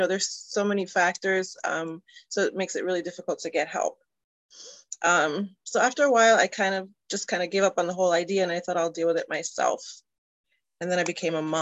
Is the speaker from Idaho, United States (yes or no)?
no; New York City, New York, United States; moved away as an adult; also born or lived in Delaware County, Pennsylvania; I'm originally from New York City